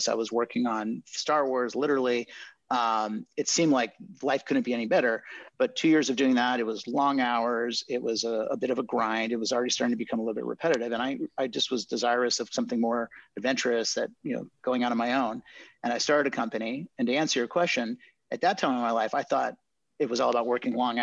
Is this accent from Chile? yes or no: yes; Chile; moved away; also born or lived in Marin County, California; I'm bilingual because I grew up in Chile